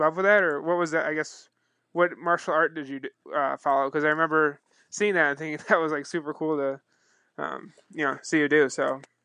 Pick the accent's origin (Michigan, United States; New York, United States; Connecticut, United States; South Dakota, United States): New York, United States; Buffalo; growing up in the Niagara Falls, Buffalo region